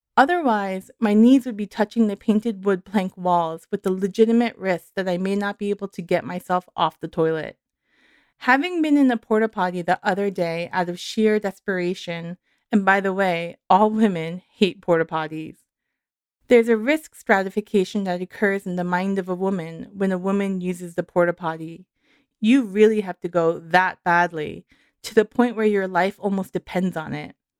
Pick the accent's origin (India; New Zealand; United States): United States; New York; moved away; also born or lived in Santa Cruz; I grew up in New York